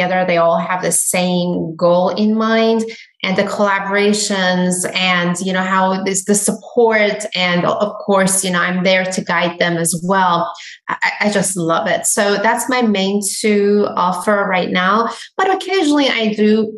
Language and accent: English; Iran; now in United States; I am Iranian. I come from Iran.